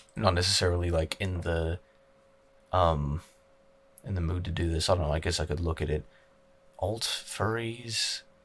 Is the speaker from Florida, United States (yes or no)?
no; Utah, United States; I was born in Utah, I'm a native Uton